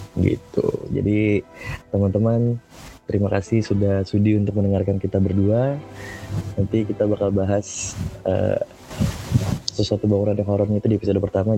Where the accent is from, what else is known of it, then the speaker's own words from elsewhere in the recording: Bekasi, West Java, Indonesia; gue dari Bekasi